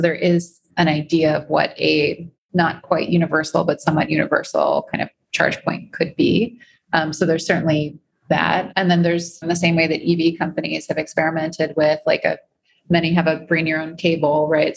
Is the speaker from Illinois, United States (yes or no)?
yes; Chicago, Illinois, United States; now in New York, United States; growing up in Chicago